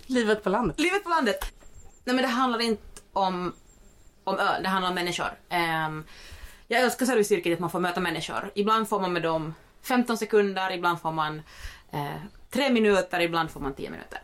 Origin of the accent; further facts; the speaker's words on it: Finland; now in Sweden; jag är en finlandssvensk. Eh, men, som, men som bor i Sverige